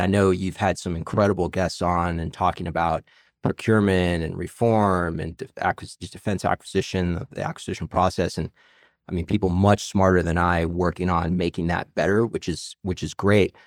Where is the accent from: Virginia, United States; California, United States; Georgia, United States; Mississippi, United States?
Virginia, United States; Arlington; I'm actually a native of this area. I grew up in Arlington, Virginia.